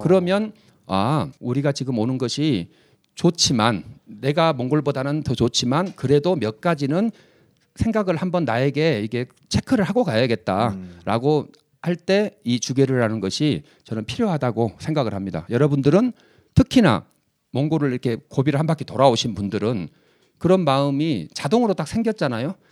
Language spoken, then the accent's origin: Korean; Seoul, South Korea; 서울 사람이면서